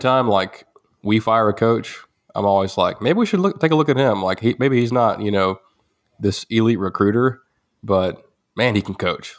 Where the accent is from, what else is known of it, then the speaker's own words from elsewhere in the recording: Groesbeck, Texas, United States; Groesbeck, uh, my hometown